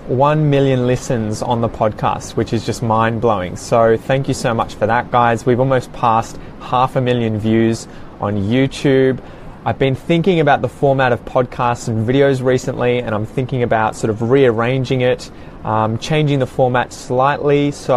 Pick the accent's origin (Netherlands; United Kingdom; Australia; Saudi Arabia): Australia